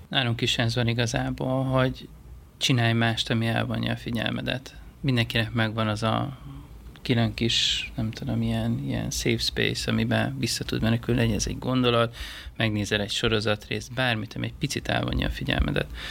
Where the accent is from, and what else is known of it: Hungary; moved away as an adult; also born or lived in Asia